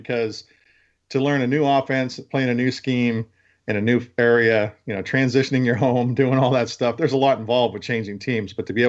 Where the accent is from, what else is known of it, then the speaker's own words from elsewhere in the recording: West Coast, United States; now in Baltimore, United States; I'm originally from the West Coast.